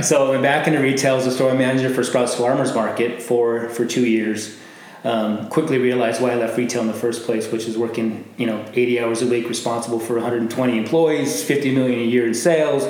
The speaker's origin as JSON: {"language": "English", "town": "Glendale", "region": "Arizona", "country": "United States", "tie": "born or raised there", "said": "I'm from here. Um, I grew up in Glendale, so the West Valley. I went to Apollo High School."}